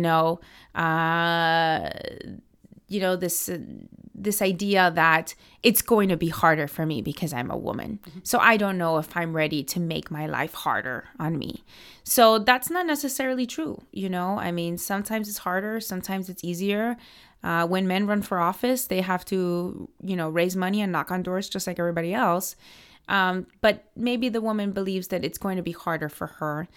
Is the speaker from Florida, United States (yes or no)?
yes; Miami, Florida, United States; moved away as an adult; now in Washington, D.C., United States; I grew up in Miami. I'm a Cuban American